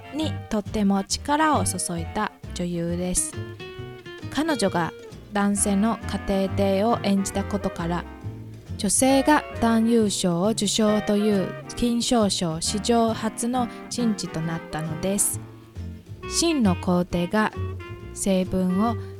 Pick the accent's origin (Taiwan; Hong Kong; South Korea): Taiwan; 台湾人としてとっても誇りになります